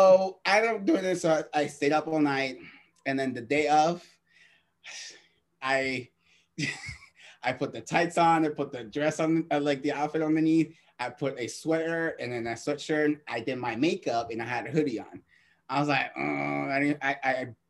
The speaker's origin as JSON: {"language": "English", "town": "Boston", "region": "Massachusetts", "country": "United States", "moved": "yes", "lives_now": "San Francisco, United States", "said": "I'm originally from Boston"}